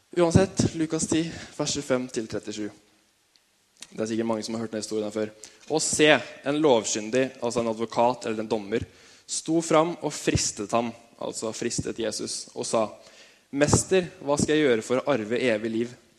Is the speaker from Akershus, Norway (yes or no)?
no; Tønsberg, Vestfold, Norway; født og oppvokst i Tønsberg